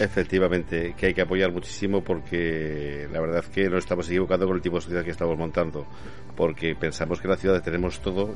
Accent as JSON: {"language": "Spanish", "town": "Zaragoza", "region": "Aragon", "country": "Spain", "said": "Yo soy de Zaragoza."}